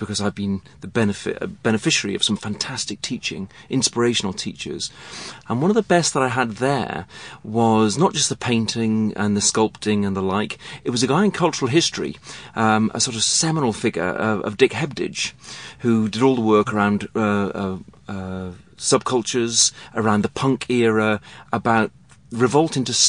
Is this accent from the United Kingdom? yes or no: yes; England, United Kingdom; moved away as an adult; now in Melbourne, Australia; when I grew up in England where there were only two television channels